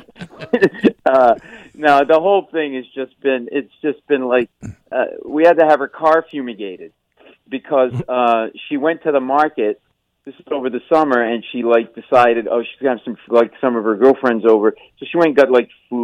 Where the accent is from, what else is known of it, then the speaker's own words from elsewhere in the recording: Providence, Rhode Island, United States; we grew up in Providence, Rhode Island, in a tenement house